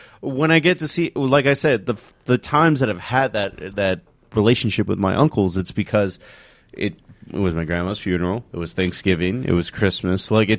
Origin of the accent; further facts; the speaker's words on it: Eagle Pass, Texas, United States; moved away as an adult; we grew up in Eagle Pass